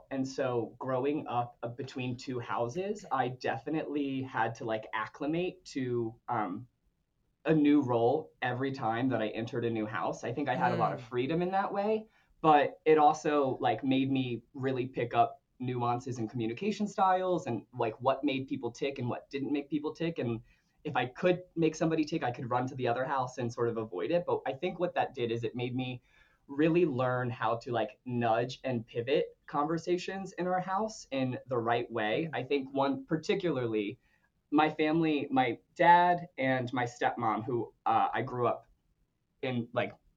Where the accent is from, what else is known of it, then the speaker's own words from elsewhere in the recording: Calvert County, Maryland, United States; I am from Calver County, Maryland, as you so gracefully introduced me, which is a small town in southern Maryland, right off the Chesapeake Bay